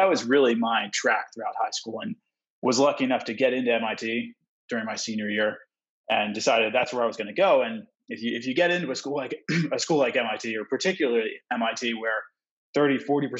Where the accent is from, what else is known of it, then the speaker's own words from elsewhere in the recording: Wilmington, Delaware, United States; moved away as an adult; I grew up in Wilmington, Delaware, which is the largest city in the relatively small state of Delaware